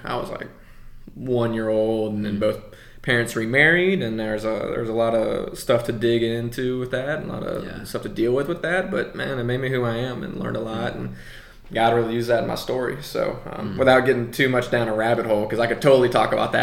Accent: Memphis, Tennessee, United States; moved away as an adult; also born or lived in Birmingham / Colorado; now in Salt Lake City, United States; Grew up in Memphis, Tennessee. Born and raised here. Was here my whole life up to 18

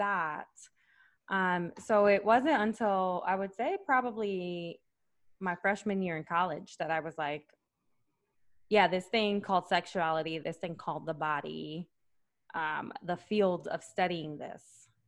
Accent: Puerto Rico; also born or lived in New York City, United States; now in United States; raised in the island.

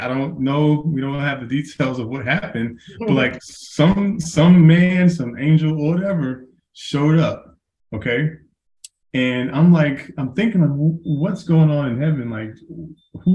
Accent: Dallas Fort Worth area, Texas, United States; moved away as an adult; also born or lived in Iraq; now in Murfreesboro, United States; I'm originally from the Dallas Fort Worth area

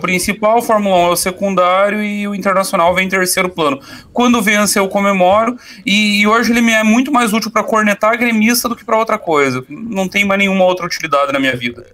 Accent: Caçador, Santa Catarina, Brazil; tinha um caçadorense envolvido nessa merda, minha terra natal

